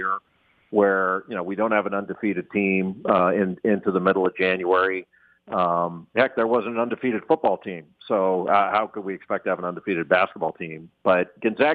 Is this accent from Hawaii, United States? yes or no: no; Los Angeles, California, United States; now in US East Coast; I'm a West Coast guy, actually. I grew up in Los Angeles, so even though I live east now, I still think of myself as a West Coast guy